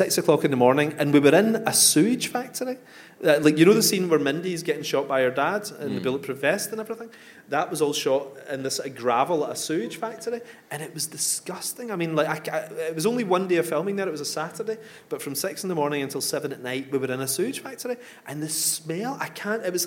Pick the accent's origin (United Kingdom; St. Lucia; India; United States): United Kingdom; Coatbridge, Scotland; born or raised there